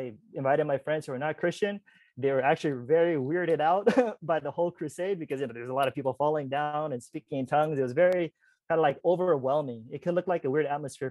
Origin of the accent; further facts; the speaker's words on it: California, United States; I'm from Cali